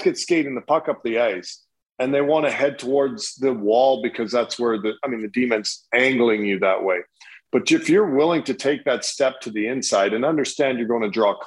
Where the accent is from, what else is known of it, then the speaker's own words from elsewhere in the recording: Canada; now in United States; as a Canadian